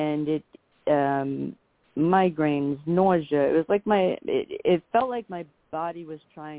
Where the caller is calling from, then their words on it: Long Island, New York, United States; Island, New York.